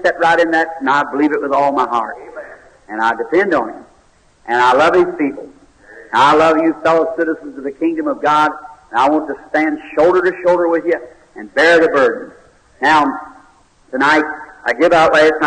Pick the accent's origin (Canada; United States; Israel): United States; Kentucky; here in Louisville, Kentucky, because this is my home state.